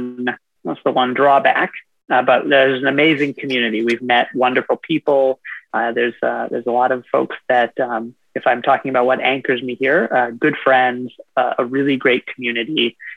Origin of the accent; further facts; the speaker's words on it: Detroit, Michigan, United States; moved away as an adult; also born or lived in Durham, North Carolina; now in Lincoln, United States; I'm just a small town boy, born and raised in South Detroit. I ended up in Nebraska